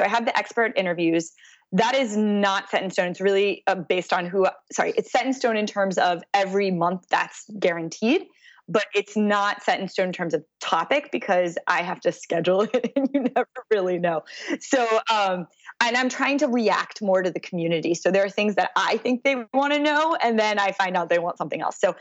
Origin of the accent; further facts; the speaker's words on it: Texas, United States; now in Manhattan, United States; I'm originally from Texas